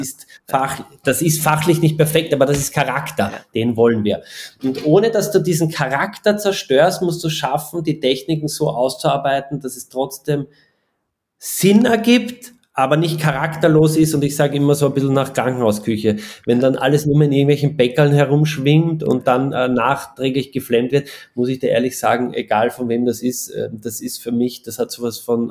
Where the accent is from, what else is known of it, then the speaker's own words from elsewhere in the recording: Austria; bei uns in Österreich